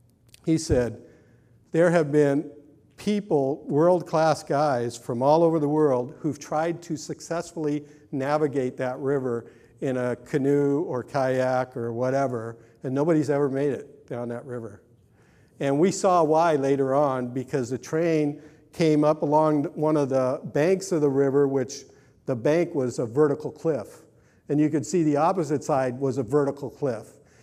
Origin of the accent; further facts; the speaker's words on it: California, United States; And, you know, I was raised Catholic. I came from Southern California when the Jesus movement was really starting to take off.